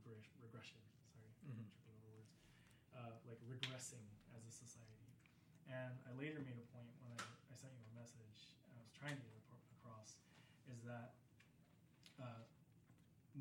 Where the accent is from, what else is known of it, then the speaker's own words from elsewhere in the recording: United States; growing up in the States, I saw this a lot.